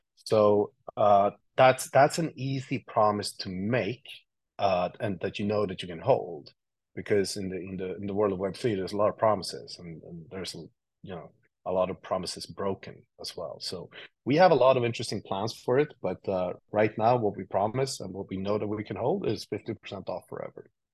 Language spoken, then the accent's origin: English; Sweden; moved away as an adult; now in New York, United States; I grew up in Sweden, uh, and I and I moved to New York like ten years ago, eleven years ago